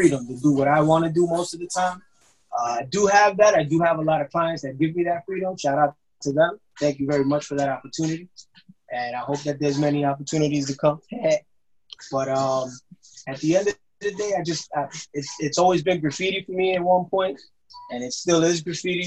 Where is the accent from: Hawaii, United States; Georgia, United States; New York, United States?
New York, United States; Brentwood; Born and raised in Brentwood, New York